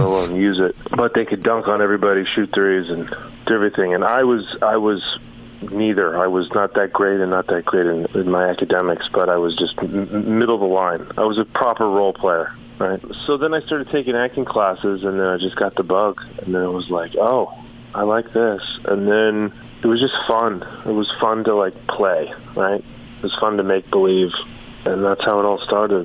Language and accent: English; Southern California, United States; also born or lived in San Antonio, Texas; I grew up in uh, Southern California, so it was uh, I grew up on like on different sail, two different sailboats